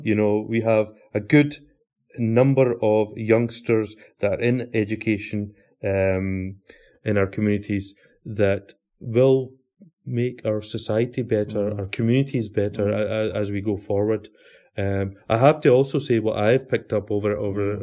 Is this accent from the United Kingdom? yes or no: yes; Glasgow, Scotland, United Kingdom; I was born and bred in Glasgow in uh, 1972